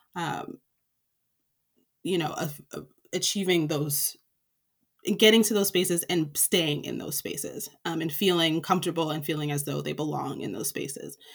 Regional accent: Springfield, Massachusetts, United States; moved away as an adult; also born or lived in Philadelphia; I grew up in Springfield, Massachusetts, uh, which is the western part of the state along the Connecticut River.

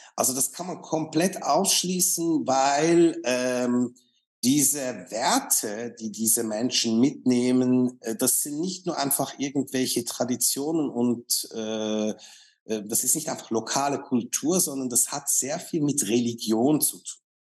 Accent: Switzerland; ich bin Schweizer

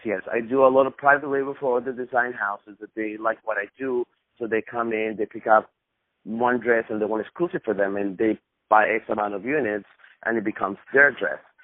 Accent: Costa Rica; now in United States; I was born in Costa Rica.

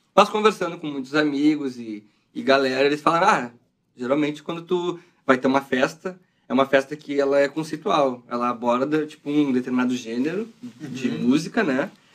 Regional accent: Brazil; A gente é brasileiro

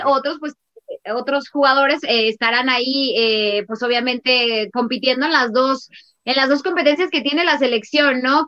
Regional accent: Mexico; como mexicana me incluyo ahí

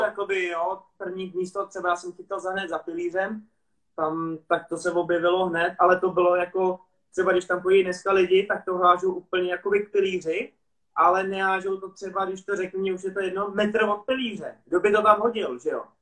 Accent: Prague, Czechia; jak jsem rodilý Pražák

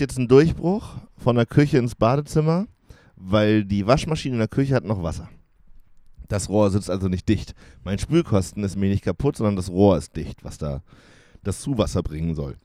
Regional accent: Jena, Thuringia, Germany; Ich bin ja in Jena groß geworden

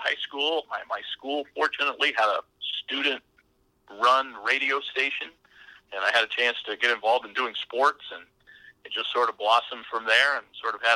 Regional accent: Central Indiana, United States; I grew up in Central Indiana, which was a hotbed for the Cincinnati Reds

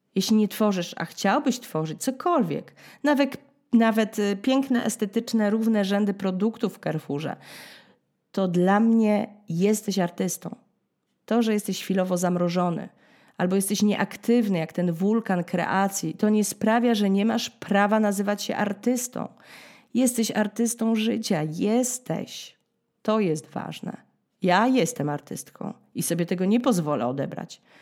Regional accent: Poland; now in France

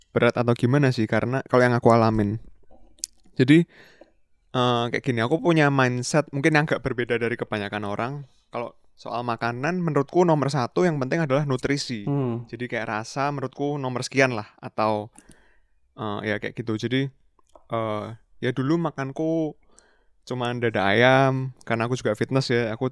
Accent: Indonesia; iya karena kita dari Indo juga kita kenalnya ah. kalau dari tanaman ya tahu tempe kan bener

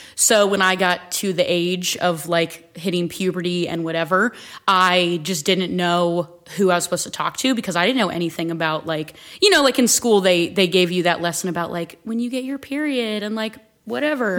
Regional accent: Akron, Canal Fulton, and Stow, Ohio, United States; I grew up split between Akron, Canal Fulton, and Stowe

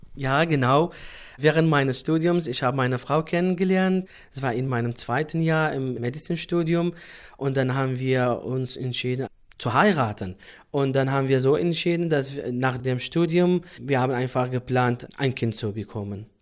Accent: Sulaymaniyah, Kurdistan Region, Iraq; German is a second language; moved away as an adult; now in Germany; ursprünglich komme ich aus dem Irak, Suleimani, und momentan wohne ich in Deutschland

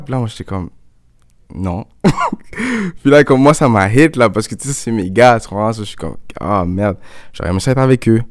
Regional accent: Montreal, Quebec, Canada; moved away as an adult; also born or lived in Laval / United States / Germany; J'ai grandi ici, je suis né à Montréal.

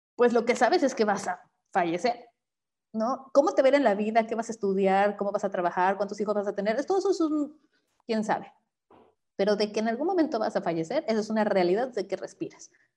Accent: Mexico; como mexicanos

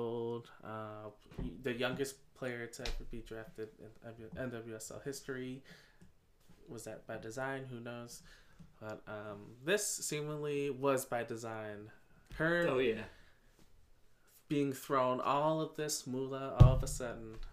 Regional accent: Chicago, Illinois, United States; We are from Chicago

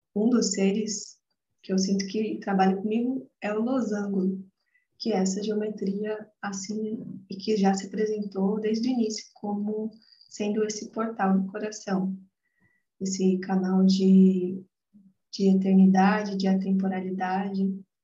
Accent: Atibaia, São Paulo, Brazil; eu nasci aqui em Atibaia, atualmente eu moro aqui também, em São Paulo, interior de São Paulo.

